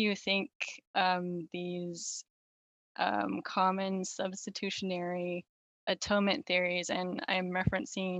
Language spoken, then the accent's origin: English; Southern California, United States; now in Seattle area, United States; I grew up in Southern California